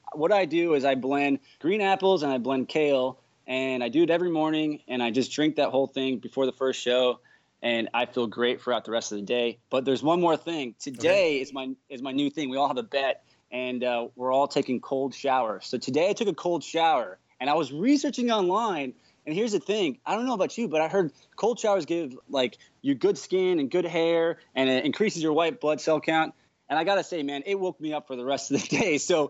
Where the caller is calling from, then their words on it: Orlando, Florida, United States; Right now, I'm actually just finishing shows today at Universal Studios Florida in Orlando, Florida.